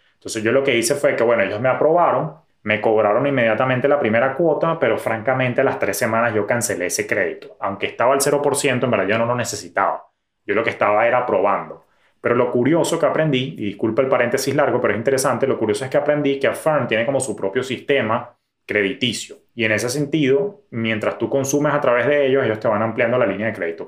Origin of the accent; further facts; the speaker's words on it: Venezuela; En mi país